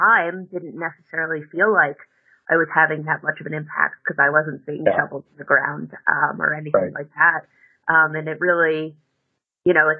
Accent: New York, United States; moved away as an adult; also born or lived in New Orleans; I grew up in New York and went to college down in New Orleans at Tulane University.

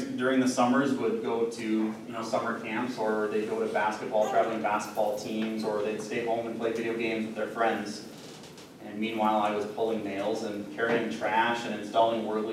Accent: Midwest, United States; as a Midwesterner

